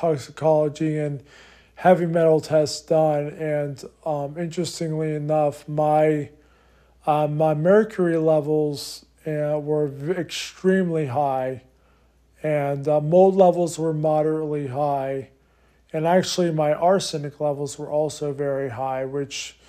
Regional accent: Harrisburg, Pennsylvania, United States; I grew up in Harrisburg, Pennsylvania

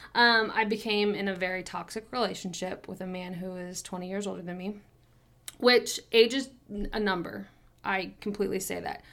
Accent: Kansas City, United States; I was born and raised in Kansas City, have been here my whole entire life

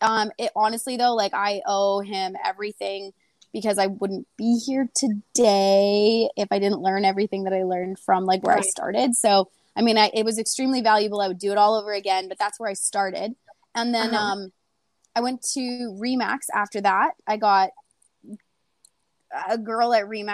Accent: British Columbia, Canada; also born or lived in Kamloops, British Columbia; I am from BC, Canada. I actually was from like a really, really small town, like growing up

